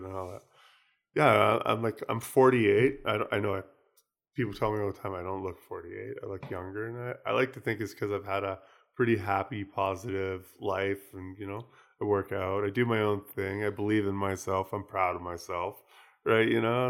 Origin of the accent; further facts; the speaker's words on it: United States; moved away as an adult; now in Vancouver, California, United States; I came from the States and I came from a small town with nobody there. And, you know, traffic was basically non-existent.